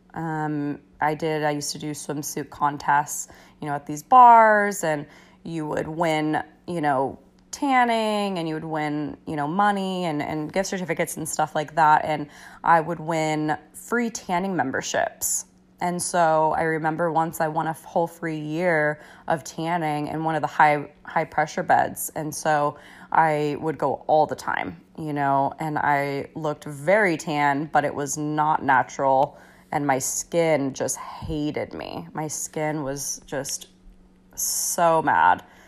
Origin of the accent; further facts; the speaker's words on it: United States; growing up in America